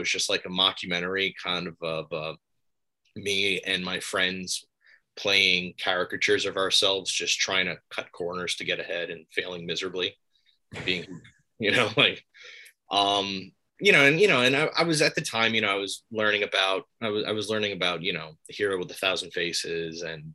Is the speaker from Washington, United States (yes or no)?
no; Palisades, New York, United States; also born or lived in Albany, New York; I'm from Palisades, New York